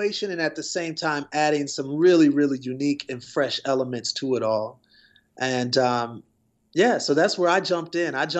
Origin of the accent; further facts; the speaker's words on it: Milwaukee, Wisconsin, United States; I'm originally from Wisconsin, Milwaukee to be exact